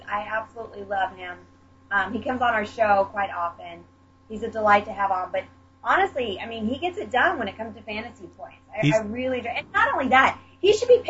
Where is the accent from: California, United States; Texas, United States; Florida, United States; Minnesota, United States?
Texas, United States; I grew up in Texas